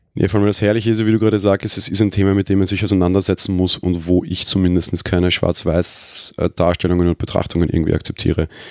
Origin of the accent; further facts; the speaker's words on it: Vienna, Austria; Als Österreicher